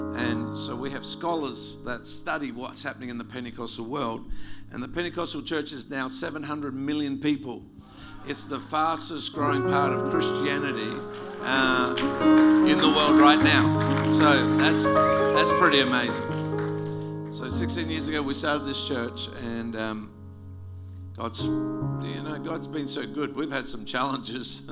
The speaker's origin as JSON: {"language": "English", "region": "South Australia", "country": "Australia", "also_born_or_lived": "Wewak, Papua New Guinea", "moved": "as an adult", "lives_now": "Melbourne, Australia", "said": "South Australians don't like Victorians very much. In fact, we used to have this slogan called Kick a Vic"}